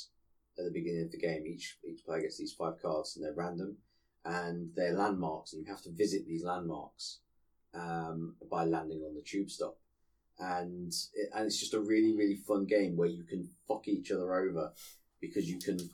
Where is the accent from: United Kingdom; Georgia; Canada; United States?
United Kingdom; Nottingham, East Midlands; my hometown, Nottingham